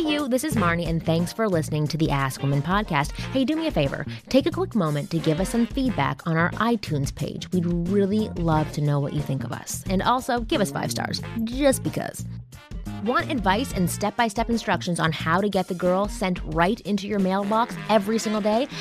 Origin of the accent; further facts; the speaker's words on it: Canada; moved away as an adult; now in United States; I'm from Canada.